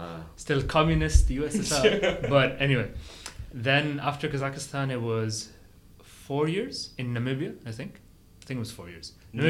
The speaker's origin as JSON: {"language": "English", "region": "West Bengal", "country": "India", "first_language": "Bengali", "second_language": "English", "said": "I spoke Bengali at home because that's where, I mean, that's my actual language because we're from India, but like originally we're from like"}